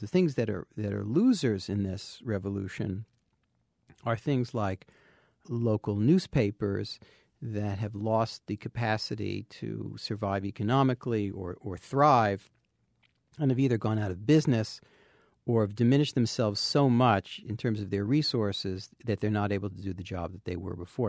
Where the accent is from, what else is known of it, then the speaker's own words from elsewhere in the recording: New Jersey, United States; I grew up in New Jersey